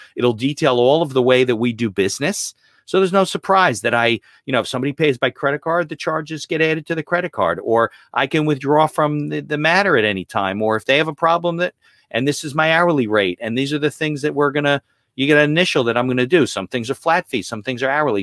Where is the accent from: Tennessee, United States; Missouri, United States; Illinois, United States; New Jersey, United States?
New Jersey, United States; Caldwell; I grew up in, uh, northern New Jersey, uh, in Essex County. I lived in Caldwell